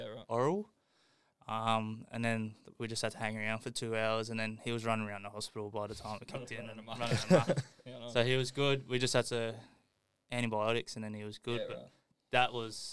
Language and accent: English; England, United Kingdom; moved away; I am from England